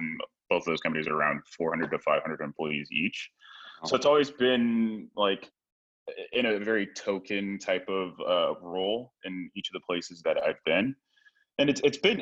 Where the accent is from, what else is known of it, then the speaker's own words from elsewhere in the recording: Hayward, California, United States; I grew up in the Bay Area. I grew up in Hayward and went to high school in Hayward.